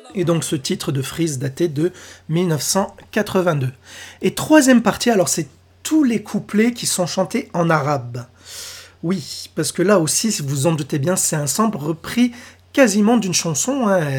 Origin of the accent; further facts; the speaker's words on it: France; chez nous, en France